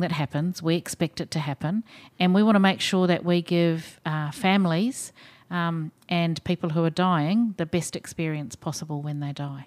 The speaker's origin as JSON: {"language": "English", "country": "New Zealand", "accent": "Kiwi", "moved": "yes", "lives_now": "Australia", "said": "maybe people can tell from my accent, I'm a Kiwi"}